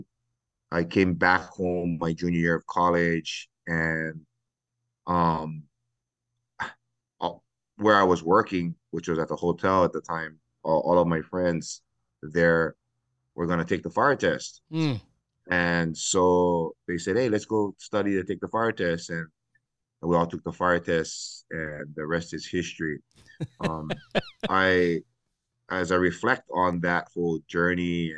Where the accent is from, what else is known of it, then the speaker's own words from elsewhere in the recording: Hawaii, United States; I am born and raised in Hawaii. I'm native Hawaiian.